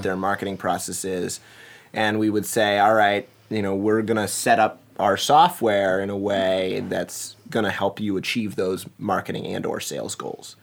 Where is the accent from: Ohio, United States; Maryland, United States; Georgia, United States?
Maryland, United States; Montgomery County; also born or lived in Washington, D.C.; now in Seattle, United States; I was born and raised in the Washington, D C area. So Montgomery County, Maryland was where I was hail from